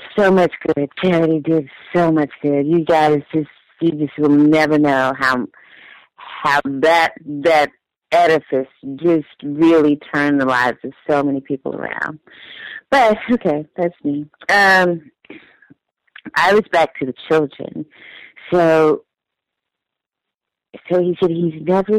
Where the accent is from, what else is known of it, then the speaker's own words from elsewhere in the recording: Texas, United States; I'm from here